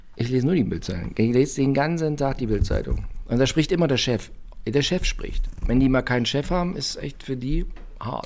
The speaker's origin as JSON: {"language": "German", "region": "East Germany", "country": "Germany", "said": "ich bin aus der DDR"}